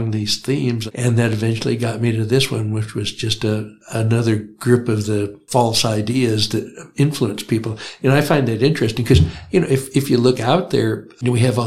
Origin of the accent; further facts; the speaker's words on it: Indiana, United States; moved away as an adult; also born or lived in Chicago suburbs / Baton Rouge, Louisiana / Cambridge / Beaumont, Texas; now in Athens, United States; I grew up in Indiana